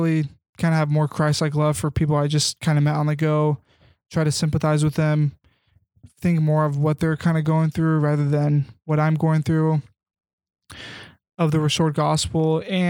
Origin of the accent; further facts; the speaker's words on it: Kansas, United States; I grew up in Kansas.